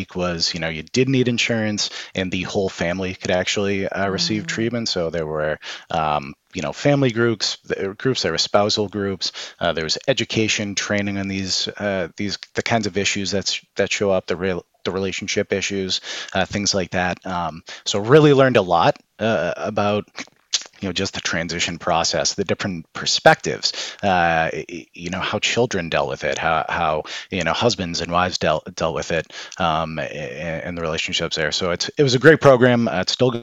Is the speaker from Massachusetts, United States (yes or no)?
yes; Boston, Massachusetts, United States; accent: Boston; I'm originally from Boston, in case you can't tell from the accent. But grew up in a military family.